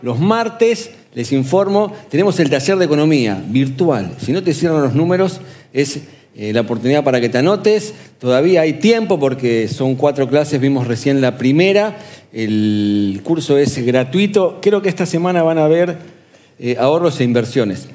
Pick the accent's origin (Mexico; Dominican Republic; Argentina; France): Argentina; ¿nosotros dónde vivimos? En el sur, América Latina, Argentina.